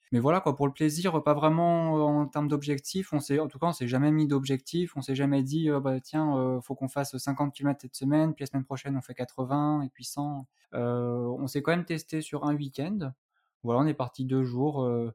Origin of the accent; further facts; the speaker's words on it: Annecy, Auvergne-Rhône-Alpes, France; moved away as an adult; also born or lived in Toulouse; je suis originaire de Haute-Savoie, d'Annecy plus précisément